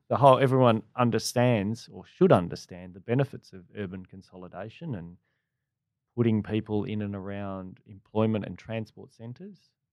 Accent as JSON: {"language": "English", "town": "Perth", "region": "Western Australia", "country": "Australia", "tie": "born or raised there", "moved": "as an adult", "lives_now": "Melbourne, Australia", "said": "me growing up in Perth"}